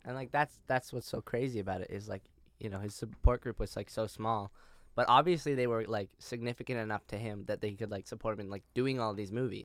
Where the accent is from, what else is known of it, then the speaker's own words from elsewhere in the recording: Toronto, Ontario, Canada; moved away; as a Canadian